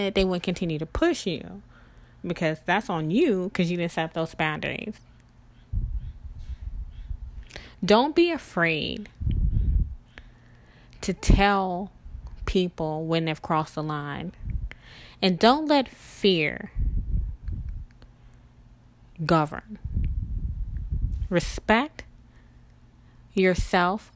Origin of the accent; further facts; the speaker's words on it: the South, United States; I grew up in the South